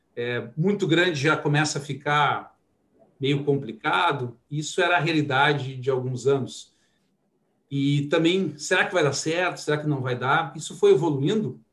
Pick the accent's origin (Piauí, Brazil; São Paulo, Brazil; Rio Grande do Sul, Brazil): Rio Grande do Sul, Brazil; Porto Alegre; sou de Porto Alegre, né? Iniciei minha trajetória lá